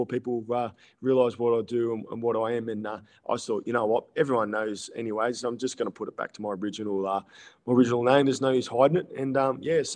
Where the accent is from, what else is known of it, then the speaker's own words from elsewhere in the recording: Sydney, New South Wales, Australia; I'm originally from Sydney. I'm a Sydney boy.